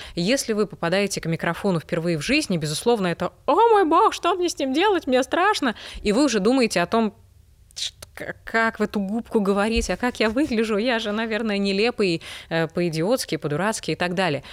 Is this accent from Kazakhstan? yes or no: no; Belarus; moved away; я жила, росла и работала в Беларуси